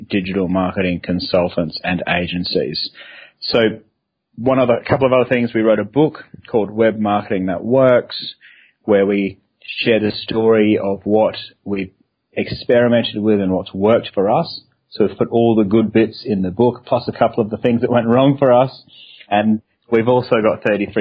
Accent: Australia; also born or lived in Sydney; I'm an Aussie, as many listeners would be able to tell from my unusual accent. But I'm based down in Sydney, Australia

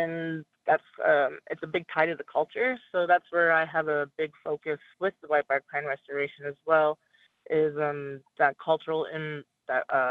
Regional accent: Wind River Reservation, Wyoming, United States; now in Flathead Reservation, Montana, United States; I grew up in Wyoming on the Wind River Reservation.

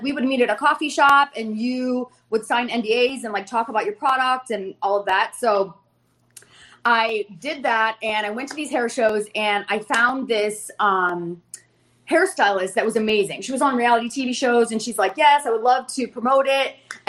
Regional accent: Fort Lauderdale, Florida, United States; Hello, sharks. … I'm from Fort Lauderdale, Florida.

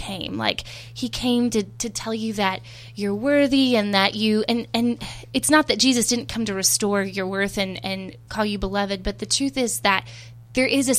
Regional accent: Texas, United States; I'm from Texas

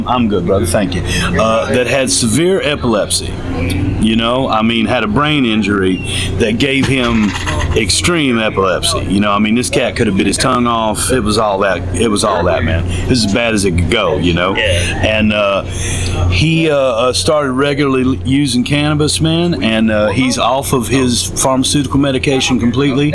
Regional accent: the South, United States; I'm a Southerner. You know what I mean? I'm as Southern as you can get

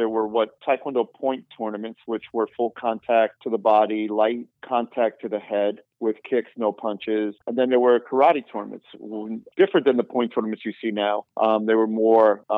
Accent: East Coast, United States; also born or lived in New York City; I'm from the East Coast

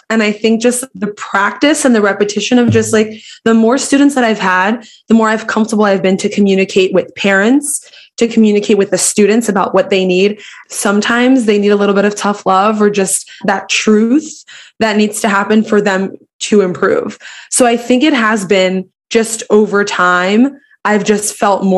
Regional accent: Philadelphia, Pennsylvania, United States; growing up, I'm from Philly

